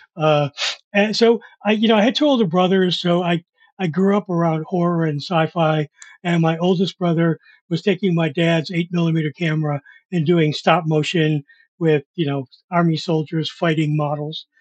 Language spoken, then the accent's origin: English; Buffalo, New York, United States; moved away as an adult; also born or lived in Pittsburgh / Los Angeles; I was this kid from Buffalo